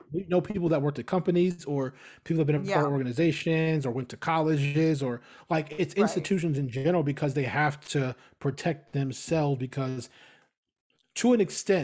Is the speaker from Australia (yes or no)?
yes; Australia; them building a campus in New York was outreach, because we're Aussie.